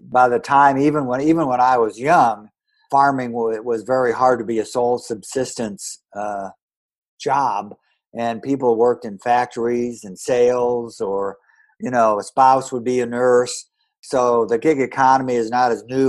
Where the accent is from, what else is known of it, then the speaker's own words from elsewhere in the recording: northern Illinois, United States; I grew up in a small farming town in northern Illinois